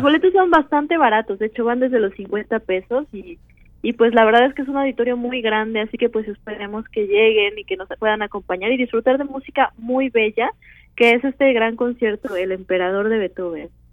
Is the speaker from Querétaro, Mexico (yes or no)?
no; Xalapa, Veracruz, Mexico; moved away as an adult; also born or lived in Chicago; now in Mexico City, Mexico; soy de Jalapa, entonces a los siete años inicié ahí en el Centro de Iniciación Musical Infantil